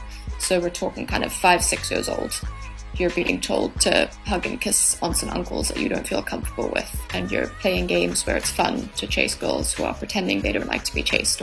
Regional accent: Cape Town, Western Cape, South Africa; I'm from Cape Town.

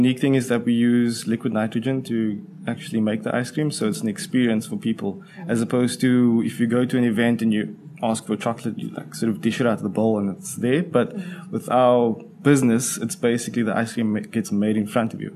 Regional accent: Cape Town, Western Cape, South Africa; born and bred in Cape Town

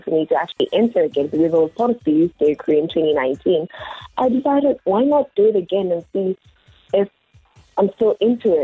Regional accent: Port Elizabeth, Eastern Cape, South Africa; I'm 19 years old, born and bred in PE

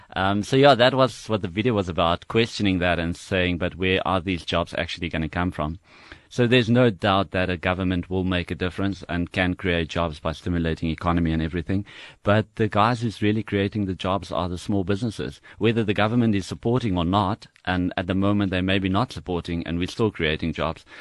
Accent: South Africa; I grew up in Harry Smith

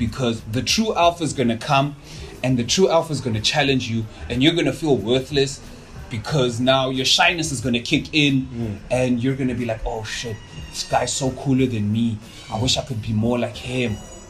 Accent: Mandalay, Mandalay Region, Myanmar; Before I answer that, I'm gonna go back to, I grew up in Mandalay, ne?

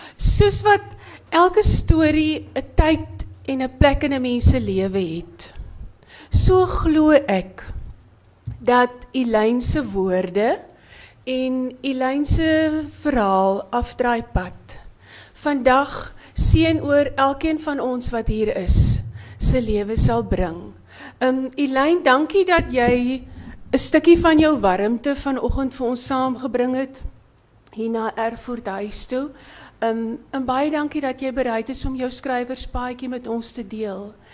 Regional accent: Breede River Valley, Western Cape, South Africa; ons twee het gemeenskaplike wortels in die Brederivier Vallei. Daar waar die blouste blouste berge is in die wildste woeste wind. Dis waar ons vandaan kom

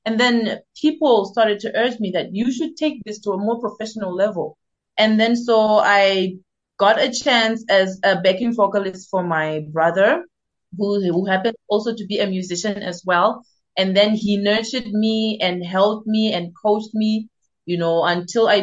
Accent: Zimbabwe; now in South Africa; I am based in South Africa currently, but I am originally from Zimbabwe.

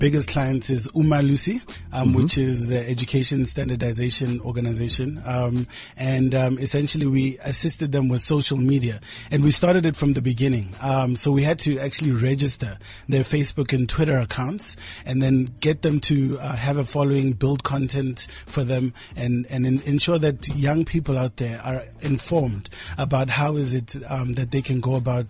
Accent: Kagiso, Gauteng, South Africa; I'm from Kagiso. Kagiso. In the West Rand.

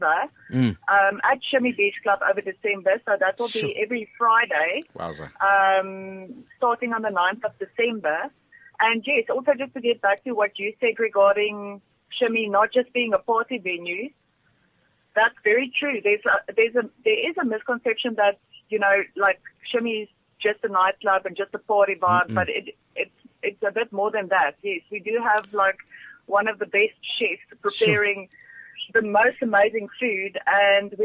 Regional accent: South Africa; as a South African

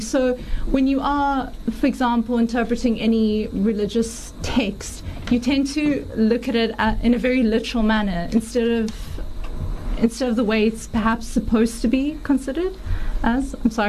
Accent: South Africa; also born or lived in Aberdeen, Scotland; I have to admit, I was very proud to be South African.

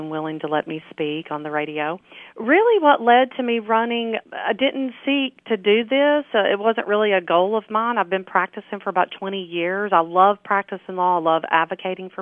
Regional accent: Overton, Tennessee, United States; moved away; I'm originally from Overton, and when I moved back here in 2008

